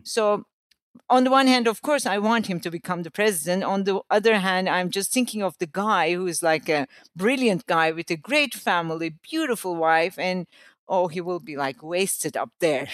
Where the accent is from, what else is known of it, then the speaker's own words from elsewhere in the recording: Istanbul, Turkey; I'm from Istanbul